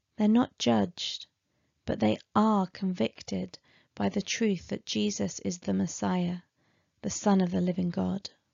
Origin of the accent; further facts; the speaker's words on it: Aylesbury, South East England, United Kingdom; moved away; my hometown of Aylesbury